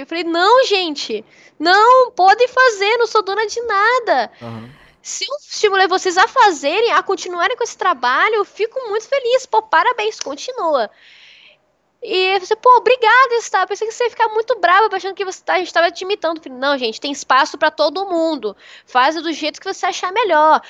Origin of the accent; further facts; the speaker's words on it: Espírito Santo, Brazil; also born or lived in Santos; now in São Paulo, Brazil; eu sou capixaba. Eu tô, o Espírito Santo faz muito calor. Muito calor mesmo. Morava perto da praia